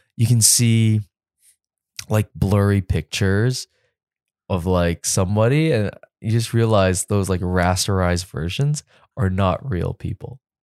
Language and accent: English; Canada; also born or lived in New York; I'm Canadian